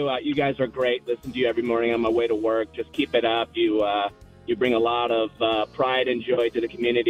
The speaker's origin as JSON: {"language": "English", "town": "Elmhurst", "region": "Illinois", "country": "United States", "tie": "born or raised there", "said": "growing up in Elmhurst"}